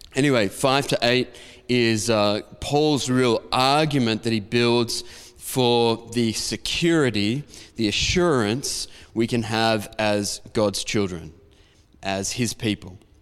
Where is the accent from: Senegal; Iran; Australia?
Australia; Diamond Creek, Victoria; where I grew up in Diamond Creek